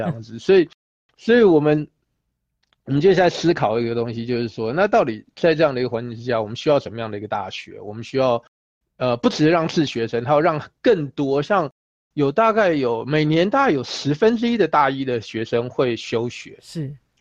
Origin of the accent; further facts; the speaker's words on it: Taiwan; 我们来自于台湾嘛，所以我们是一个没有雪的国家啊